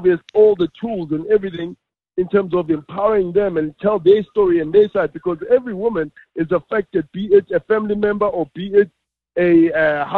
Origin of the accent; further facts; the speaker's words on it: South Africa; growing up in Gassi, especially, you know, township in South Africa